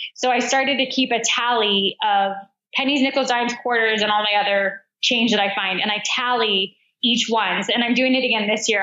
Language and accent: English; United States; accent: American; moved away as an adult; also born or lived in Australia / Chicago; my American accent